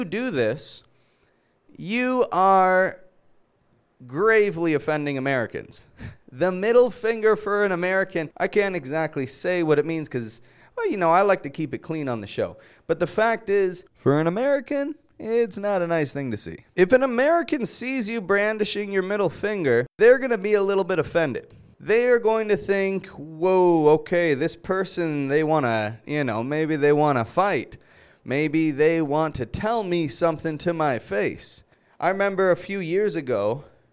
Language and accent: English; Canada; I'm Canadian